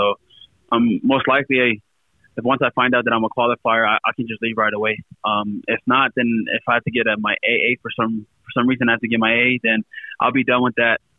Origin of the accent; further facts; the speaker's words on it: Compton, California, United States; also born or lived in Lakewood / Long Beach; I grew up all my life in California, Southern California. I was born in Lakewood, raised in Compton, moved out of Compton in my teen years, moved to Long Beach